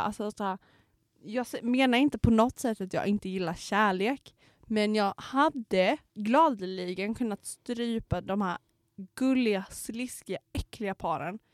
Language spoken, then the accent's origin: Swedish; Knivsta, Uppsala County, Sweden; moved away